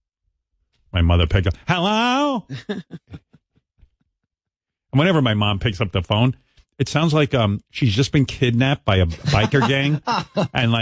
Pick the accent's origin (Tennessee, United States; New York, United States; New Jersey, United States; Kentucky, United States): New York, United States; Roosevelt; one of the kids I grew up with in Roosevelt